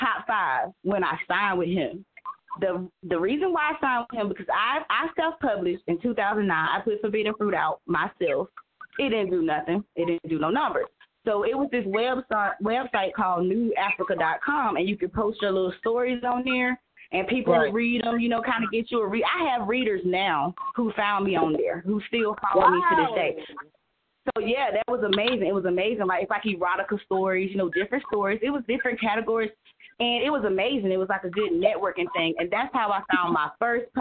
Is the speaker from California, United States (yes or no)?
no; Enfield, North Carolina, United States; moved away as an adult; now in Atlanta, United States; I'm from Enfield, North Carolina.